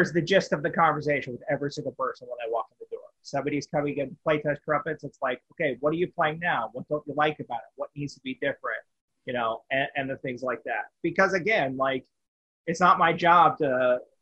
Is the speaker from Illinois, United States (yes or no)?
no; Bullhead City, Arizona, United States; also born or lived in Wichita, Kansas; now in Las Vegas, United States; I was in Wichita for a bit, yes, but I am from Bullhead City, Arizona